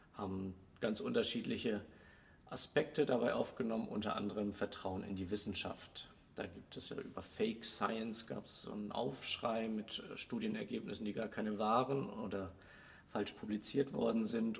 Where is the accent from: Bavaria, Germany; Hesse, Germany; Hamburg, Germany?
Hamburg, Germany; now in Swabia, Germany; als Hamburger, der hierher kommt, werde ich damit immer wieder konfrontiert. Du bist aber nicht von hier. Man hört es ja auch